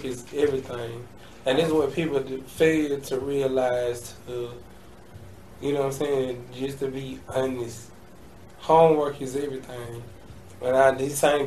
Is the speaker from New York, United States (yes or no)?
no; Atlanta, Georgia, United States; I'm a Grady baby